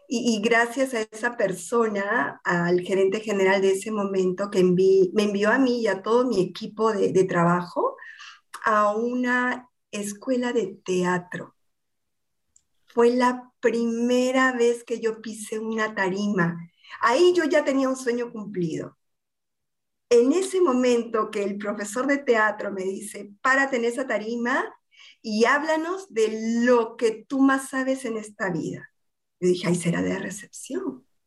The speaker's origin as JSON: {"language": "Spanish", "region": "Lima", "country": "Peru", "also_born_or_lived": "Argentina", "said": "soy limeña, peruana"}